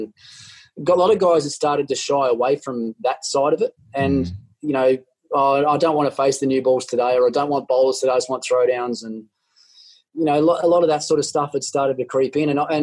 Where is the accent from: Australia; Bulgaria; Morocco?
Australia; As an Australian cricketer or as an Australian cricket captain